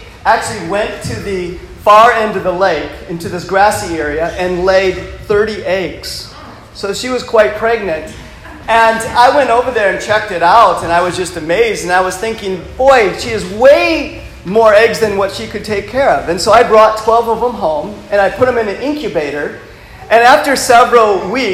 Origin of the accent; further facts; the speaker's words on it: Michigan, United States; moved away; I'm from the northern part of the United States, and I grew up on a lake in Michigan